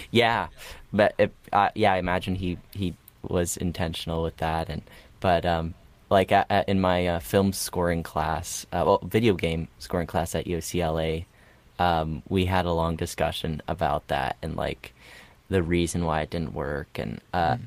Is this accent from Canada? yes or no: yes; Canada; also born or lived in Russia; we moved to Canada and at five and six